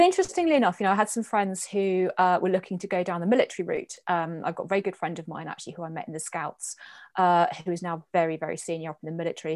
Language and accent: English; Guernsey; I was born in Guernsey, born and bred